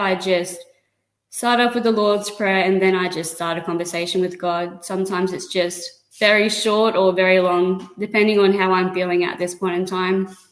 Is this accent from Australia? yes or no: yes; Bundaberg, Queensland, Australia; moved away as an adult; now in Sunshine Coast, Australia; I was born in Bundaberg, lived there all of my life